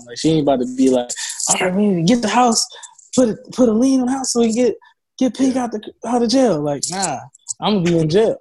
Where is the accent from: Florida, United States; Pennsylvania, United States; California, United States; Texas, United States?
Pennsylvania, United States; Philadelphia; at my school